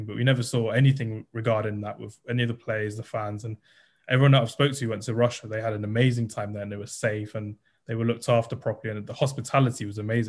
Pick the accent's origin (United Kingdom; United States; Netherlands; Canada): United Kingdom; London; me being a Londoner myself, you're just there like, this is why I'm so proud to be a Londoner